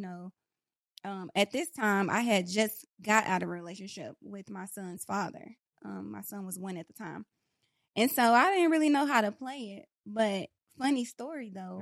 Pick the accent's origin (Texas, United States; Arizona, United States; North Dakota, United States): Texas, United States; Dallas; also born or lived in Pleasant Grove / Oak Cliff; I was born and raised in East Dallas Projects